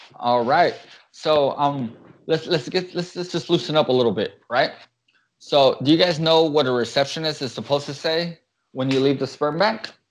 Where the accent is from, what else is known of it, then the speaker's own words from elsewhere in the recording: United States; we're American